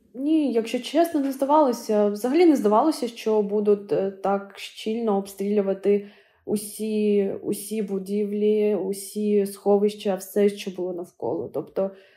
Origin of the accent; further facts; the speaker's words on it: Kharkiv, Kharkiv Oblast, Ukraine; у Харкові у моєму рідному місті